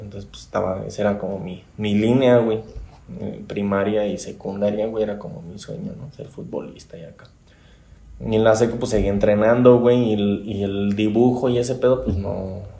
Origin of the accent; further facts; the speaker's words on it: Morelia, Michoacán, Mexico; also born or lived in Tequisquiapan, Querétaro; nací aquí en Morelia en el año de 1987